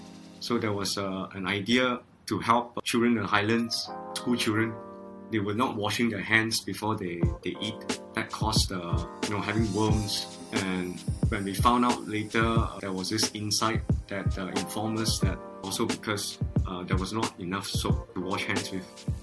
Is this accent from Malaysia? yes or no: yes; Malaysia; and I'm a Malaysian Chinese, so when I was in China, I can speak some Chinese, so it wasn't totally alien.